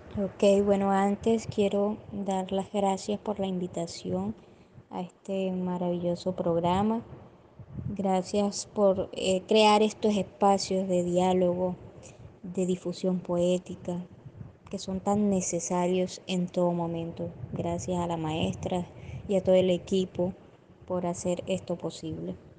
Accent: Cereté, Córdoba, Colombia; Soy poeta de Cerete, Córdoba.

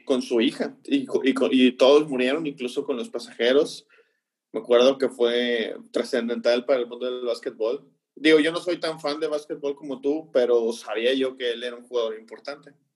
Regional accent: Tampico, Tamaulipas, Mexico; nosotros que somos aquí de Tampico

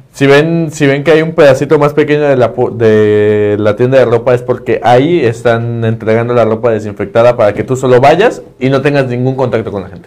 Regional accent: Mexico; o como mexicano también

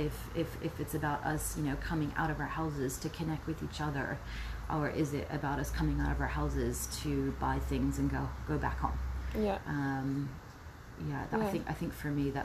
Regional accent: United States; moved away as an adult; also born or lived in New Zealand; growing up in the U.S. too, like, yes, I'm from that culture

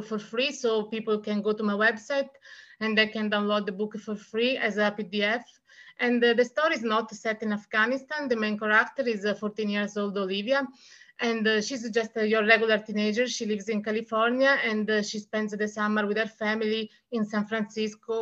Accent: Italy; English is a second language; I'm from Italy, and I am a writer, and I've published 4 books, 3 books in Italian

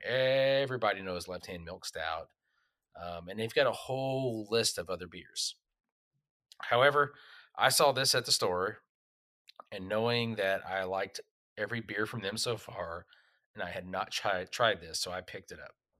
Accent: Texas, United States; also born or lived in Oklahoma; growing up in Texas and Oklahoma

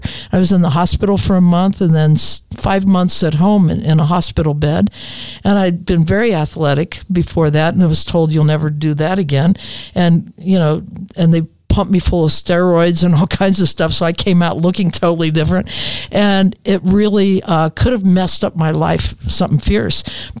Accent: Ohio, United States; born or raised there; moved away

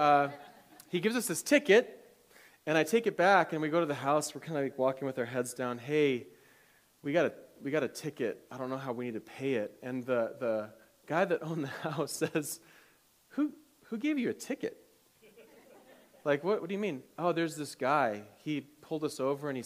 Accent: Michigan, United States; I grew up in Michigan

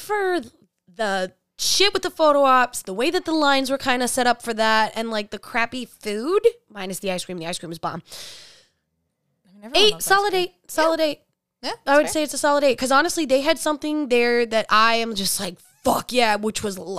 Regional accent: New York, United States; I'm a New Yorker

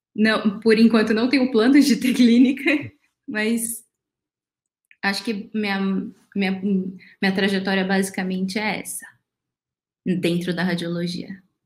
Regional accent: Araçatuba, São Paulo, Brazil; Eu sou de Aracatuba, do interior de São Paulo

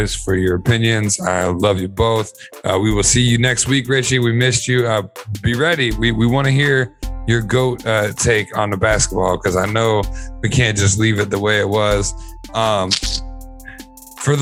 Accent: Dayton, Ohio, United States; we're all from Dayton and we had to ride our bikes until the wheels fell off

